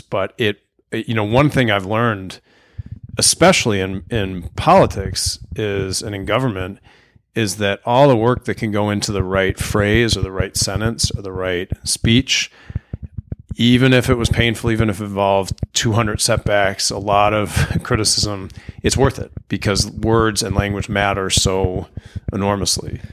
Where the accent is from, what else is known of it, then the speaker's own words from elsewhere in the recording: Arlington, Virginia, United States; now in Charlottesville, United States; I grew up in Arlington, Virginia